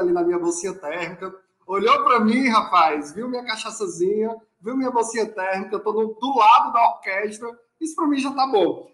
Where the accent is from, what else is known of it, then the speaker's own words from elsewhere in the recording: Canindé, Ceará, Brazil; also born or lived in Recife; Sou cearense de Canidé, viciado em Carnaval